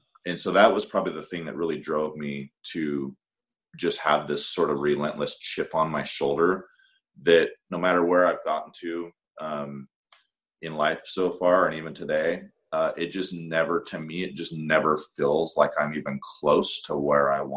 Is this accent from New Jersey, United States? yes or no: no; Salt Lake City, Utah, United States; in Salt Lake, you know, I grew up in the Mormon church